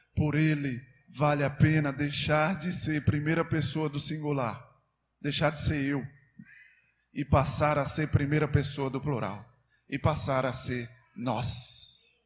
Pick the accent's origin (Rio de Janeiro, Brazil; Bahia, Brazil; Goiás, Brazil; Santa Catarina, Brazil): Bahia, Brazil; E lá na minha cidade, o forte, eu sou baiano e você pensa que o forte é o carnaval, né? Mas lá no interior da Bahia